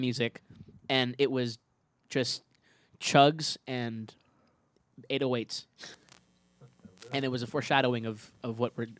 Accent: California, United States; we're all from California

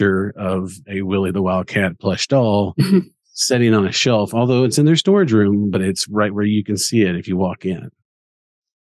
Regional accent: Kansas, United States; I'm from Kansas, so we're big K-State fans

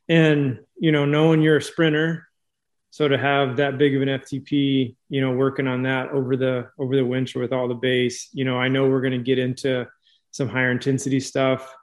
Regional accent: California, United States; I'm from California

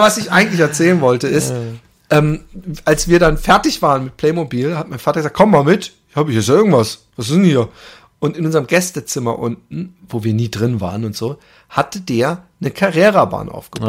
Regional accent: Karlsruhe, Baden-Württemberg, Germany; bei uns in Karlsruhe, also beziehungsweise zwischen Karlsruhe und Ettlingen

